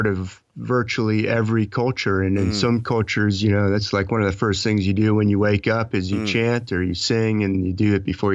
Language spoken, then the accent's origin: English; California, United States; I'm talking to you from California. That's actually my home state where I was born, but I was in the Army for a little while and traveled all over the U.S.